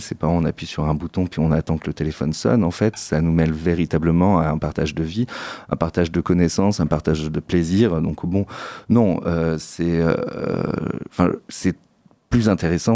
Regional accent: Saint-Émilion, Nouvelle-Aquitaine, France; je suis originaire de Saint-Émilion, dans la région de Bordeaux

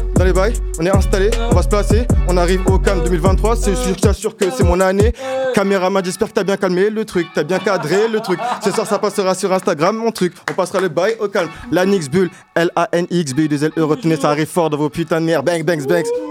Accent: Noisy-le-Sec, Île-de-France, France; moved away; also born or lived in Vienne (86) / Paris / Poitiers / Rennes; je viens de Noisy-le-Sec-Montreuil, 93, j'ai fait du chemin jusqu'au 86

